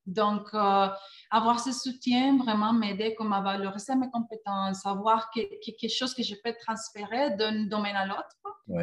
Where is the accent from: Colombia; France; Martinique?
Colombia; moved away as an adult; now in Montreal, Canada; je viens de la Colombie. la Colombie, c'est mon pays natal.